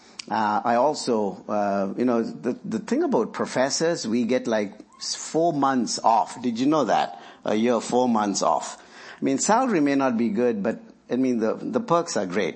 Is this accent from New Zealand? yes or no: no; India; now in Lynchburg, United States; I work in India, where I'm from